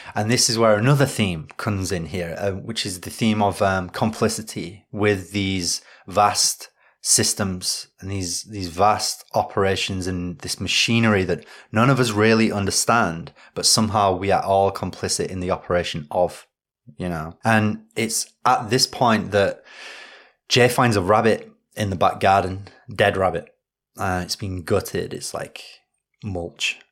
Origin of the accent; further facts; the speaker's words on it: Yorkshire and the Humber, United Kingdom; I'm from Yorkshire